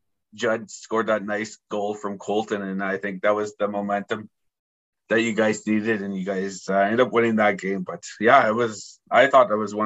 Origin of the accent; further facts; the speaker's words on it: Moose Cree First Nation, Ontario, Canada; I'm from Moose Cree, so that was my home res.